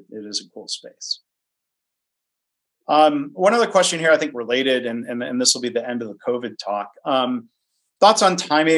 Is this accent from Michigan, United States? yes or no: yes; Detroit, Michigan, United States; I grew up in Detroit